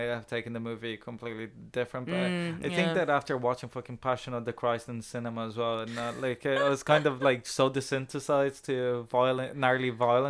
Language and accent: English; Ireland; I haven't registered because I'm Irish.